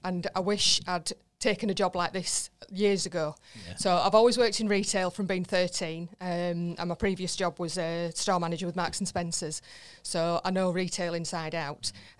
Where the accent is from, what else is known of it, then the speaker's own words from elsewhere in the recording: Wakefield, Yorkshire and the Humber, United Kingdom; now in Barnsley, United Kingdom; No, I'm actually from Wakefield originally. Right. But I live in Barnsley now. I've lived in Barnsley for about 15 years.